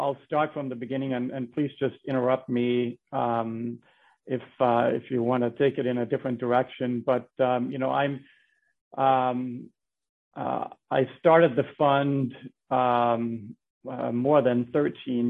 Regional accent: Denmark; moved away as an adult; now in Bethlehem, United States; I'm from Denmark. I came to the United States when I was in college.

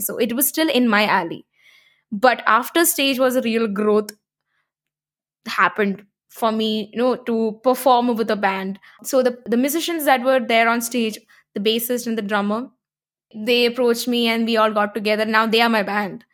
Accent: Kerala, India; I'm a South Indian, I'm from Kerala.

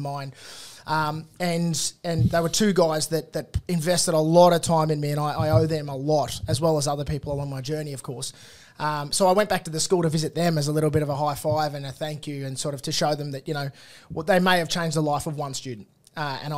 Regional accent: Cowra, New South Wales, Australia; I grew up in country New South Wales in Cowra.

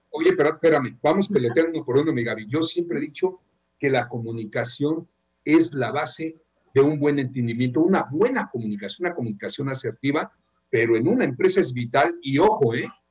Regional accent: Mexico

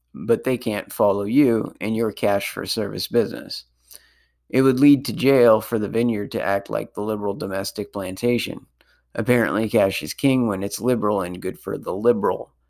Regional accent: Sonoma County, California, United States; my hometown

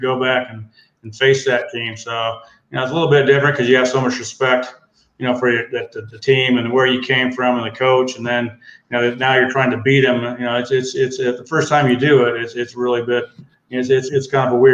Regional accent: Iowa, United States; moved away as an adult; I grew up in a small town in Iowa called Shoeyville, but it was like right by Cedar Rapids.

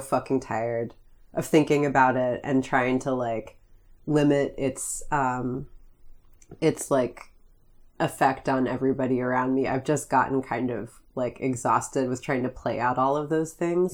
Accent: Greene County, Pennsylvania, United States; I grew up in Greene County

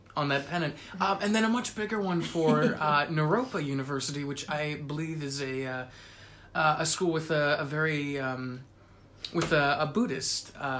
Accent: Upper Arlington, Ohio, United States; We're both from Upper Arlington, Ohio, in fact.

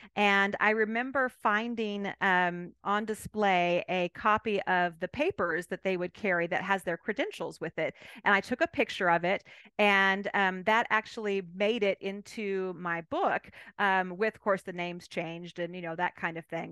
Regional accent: California, United States; moved away as an adult; now in Abilene, United States; I'm originally from California

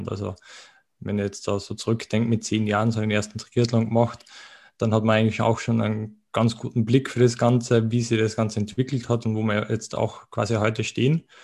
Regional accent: Austria; wie man wahrscheinlich auch von der Aussprache, vom Dialekt ein bisschen äh, vermuten mag, ähm, ich komme aus Österreich.

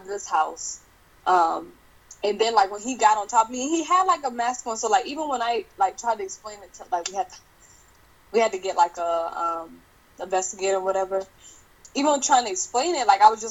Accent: Charleston, South Carolina, United States; I'm from Charleston, South Carolina

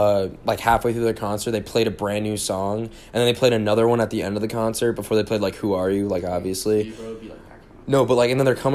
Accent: New Jersey, United States; born or raised there; moved away as an adult

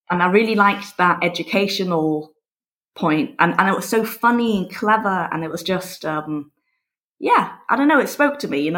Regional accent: Berlin, Germany; also born or lived in United States / England; so basically, after I was born in Berlin, three weeks later we moved to America for three years, and then after America we moved to England, and then after England we moved to Berlin when I was ten. And my parents are English

